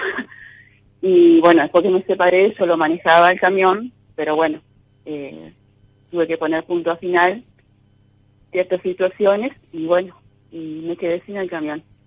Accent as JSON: {"language": "Spanish", "town": "San Salvador", "region": "Entre Ríos", "country": "Argentina", "said": "San Salvador, Entre Ríos"}